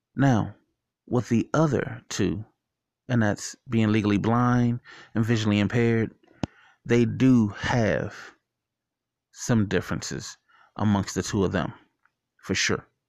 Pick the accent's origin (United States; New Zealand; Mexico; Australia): United States; Washington, District of Columbia; when I was younger, growing up in Washington, D C, going to John Tyler Elementary School